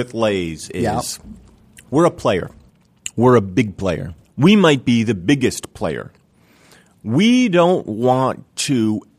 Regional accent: New Jersey, United States; I grew up in New Jersey

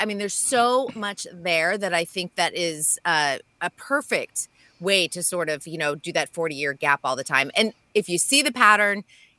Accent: Massachusetts, United States; moved away; I grew up in Massachusetts

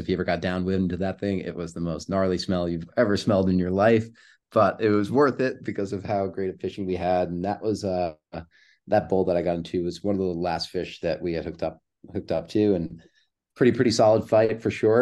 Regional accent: New York, United States; moved away as an adult; also born or lived in Southern California; now in California, United States; I'm born and raised in New York. I moved out to California four months ago

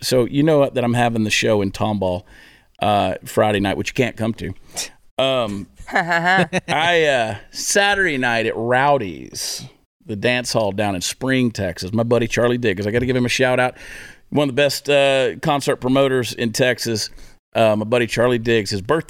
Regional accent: Canada; And I'm a Canadian.

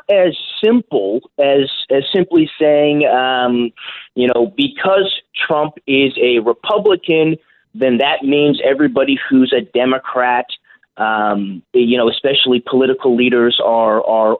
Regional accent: California, United States; my home state of California

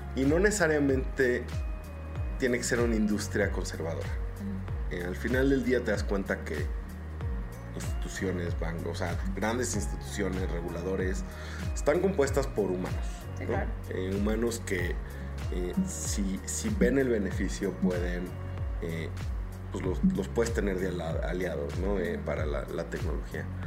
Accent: Mexico

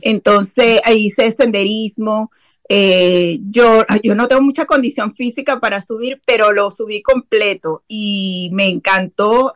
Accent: Venezuela; also born or lived in eastern Venezuela / western Venezuela; now in Dallas–Fort Worth area, Texas, United States; Bueno, yo soy venezolana, nacida y criada en Venezuela. Eh, nací en el oriente de mi país, que es como la playa, como la costa. Y después eh, nos mudamos como al oeste eh, o al occidente de, de Venezuela

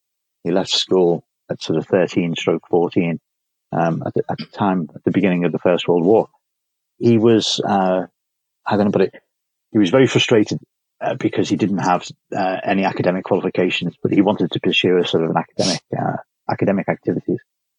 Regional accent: Liverpool, North West England, United Kingdom; Born and bred in Liverpool in the early 1960s.

